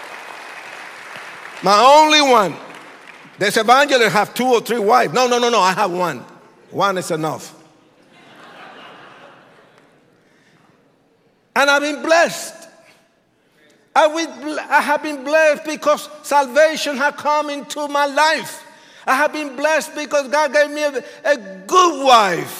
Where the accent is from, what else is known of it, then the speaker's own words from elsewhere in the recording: Puerto Rico; I was born in Puerto Rico. I'm Puerto Rican.